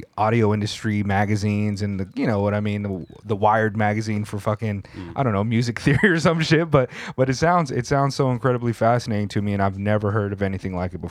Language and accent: English; California, United States; when I was in junior high school in California